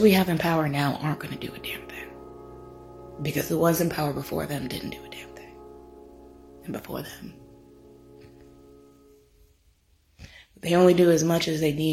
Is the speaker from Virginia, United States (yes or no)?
yes; Virginia, United States; if you're born and raised in Virginia